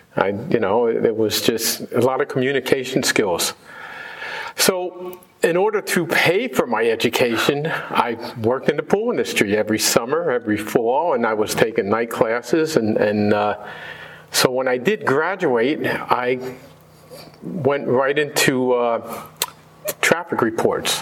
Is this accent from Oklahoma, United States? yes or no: no; New Jersey, United States; I grew up in New Jersey